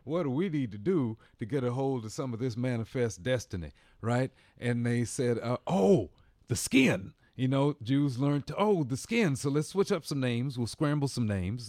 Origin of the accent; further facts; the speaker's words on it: Bloomington, Indiana, United States; moved away; also born or lived in Washington, D.C.; I'm from Indiana